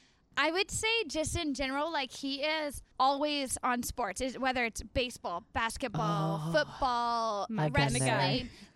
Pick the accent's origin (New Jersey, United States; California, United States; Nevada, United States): California, United States; Northern; now in Las Vegas, United States; I'm from Northern California.